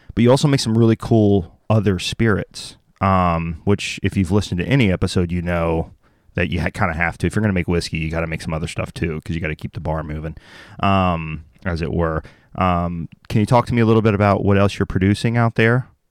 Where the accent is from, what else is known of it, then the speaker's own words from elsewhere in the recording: the South, United States; I grew up in the South